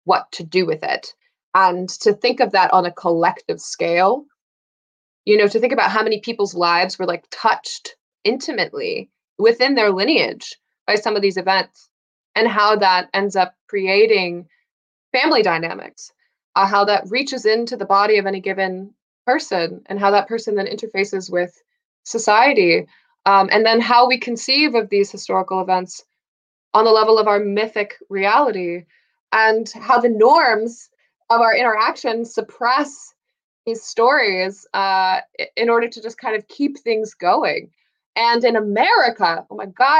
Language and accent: English; United States; As an American